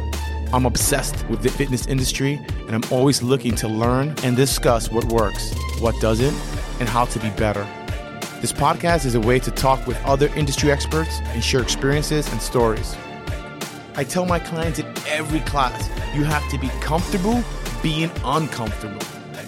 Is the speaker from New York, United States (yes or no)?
yes; New York City, New York, United States; I'm a New Yorker and a former Marine.